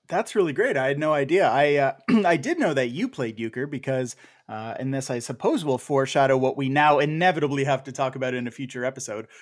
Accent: Canada; also born or lived in San Diego, United States; now in Buffalo, United States

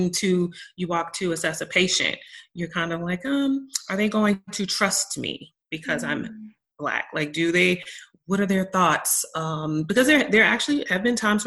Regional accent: Maryland, United States; now in Texas, United States; originally I am from Maryland, and which is a really small state, and right outside of Washington, D.C. And the county that I'm from is like, there's a large Black population

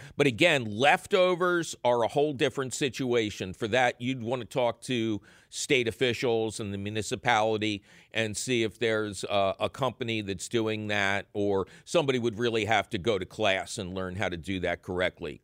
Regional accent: Philadelphia, Pennsylvania, United States; when I grew up in Philly

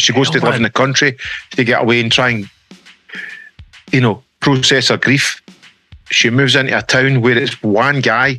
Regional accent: just outside Glasgow, Scotland, United Kingdom; I'm from just outside Glasgow.

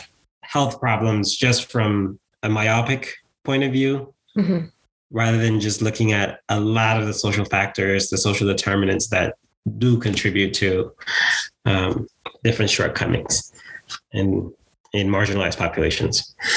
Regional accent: Bronx, New York, United States; from the moment I arrived to the United States, I grew up in the Bronx.

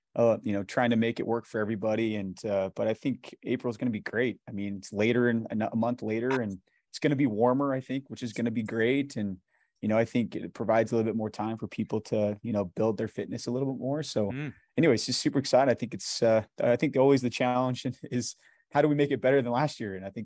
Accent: Salt Lake City, Utah, United States; Yeah, so I grew up in the Harvard Yale area. So kind of over the, I'm an East High local product, I guess. Grew up there my whole life.

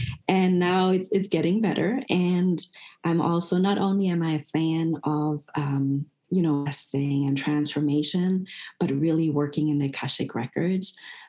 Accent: Germany; moved away as an adult; now in United States; So I'm originally from Germany, and I married an American. We met in Germany. He came to Germany as a U.S. soldier. So we lived in Germany for all of our adult life. And we've only lived in the States for 7 years.

